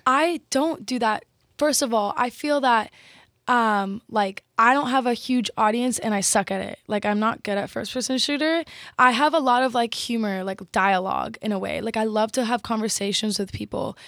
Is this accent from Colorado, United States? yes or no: no; Texas, United States; I'm Texan